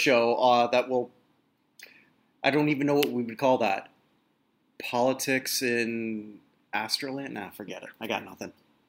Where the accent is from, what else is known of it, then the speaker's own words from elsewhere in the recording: Canada; I'm a Canadian.